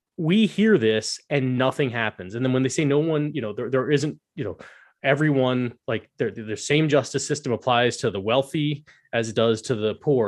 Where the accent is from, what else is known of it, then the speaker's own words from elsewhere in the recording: United States; As an American